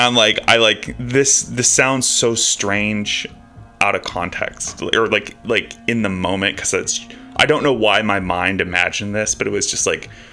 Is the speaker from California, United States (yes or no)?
yes; Bay Area, California, United States; I'm from the Bay Area